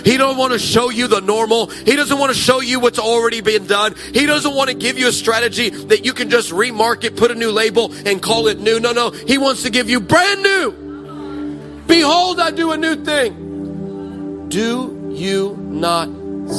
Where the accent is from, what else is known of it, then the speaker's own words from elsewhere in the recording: United States; I can say this as an American.